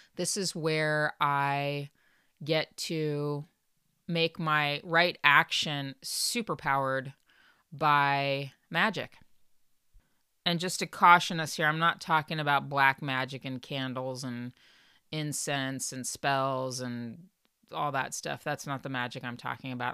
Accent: Los Angeles County, Southern California, United States; I grew up in Southern California in Los Angeles County

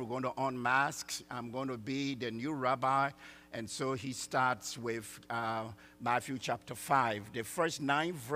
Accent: Liberia; now in Texas, United States; I'm from Liberia, West Africa

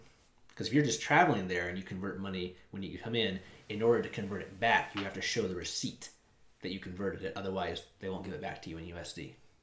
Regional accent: United States; moved away; also born or lived in China; I'm an American citizen

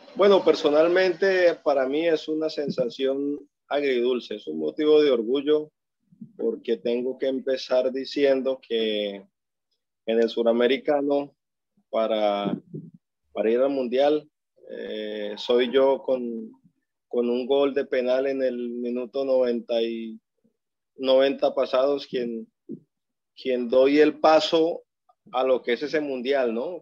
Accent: Colombia; como todo colombiano

